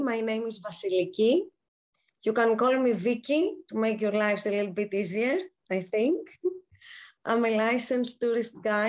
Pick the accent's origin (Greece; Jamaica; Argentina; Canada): Greece; Athens, Attica; also born or lived in Naxos; So I have served my life between Athens and Naxos. Both of my parents were born in Naxos. I was born in Athens, like most of the children at my age, because there is no hospital to give birth to a child in Naxos.